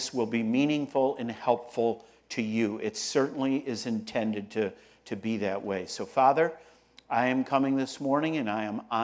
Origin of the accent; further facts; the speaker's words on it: Rochester, New York, United States; I'm from Rochester, New York, upstate New York